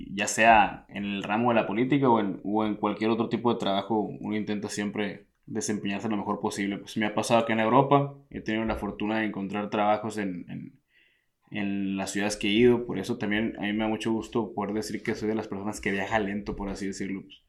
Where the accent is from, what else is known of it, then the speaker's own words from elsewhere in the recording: Hermosillo, Sonora, Mexico; moved away as an adult; also born or lived in Italy; soy originario de Hermosillo, Sonora, del desierto de, México.